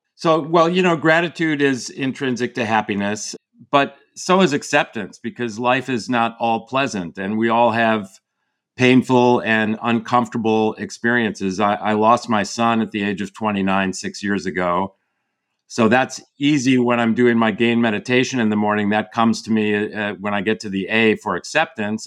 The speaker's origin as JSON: {"language": "English", "area": "outside of Chicago, the Midwest", "region": "Illinois", "country": "United States", "tie": "born or raised there", "moved": "yes", "lives_now": "California, United States", "said": "I grew up in the Midwest outside of Chicago"}